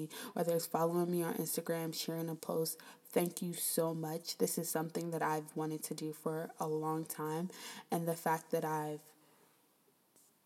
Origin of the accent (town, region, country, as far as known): Prince George's County, Maryland, United States; born or raised there; moved away as an adult; also born or lived in Queens, New York